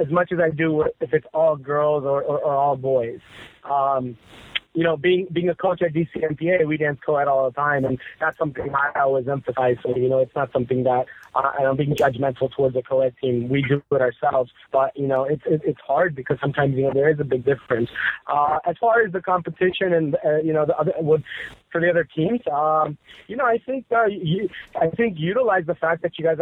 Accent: Washington, District of Columbia, United States; I'm born and raised in the Washington, D.C. area

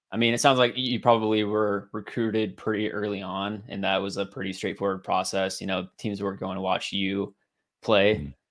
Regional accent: Ridgefield, Washington, United States; I grew up down here in Ridgefield

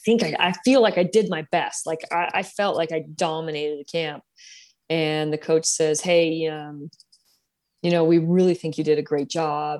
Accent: San Jose, California, United States; I grew up here in San Jose

